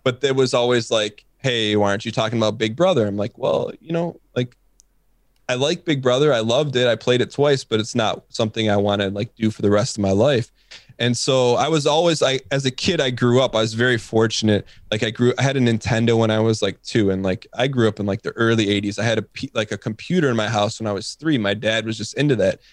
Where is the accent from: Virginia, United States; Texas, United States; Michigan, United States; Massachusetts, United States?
Michigan, United States; I'm from Michigan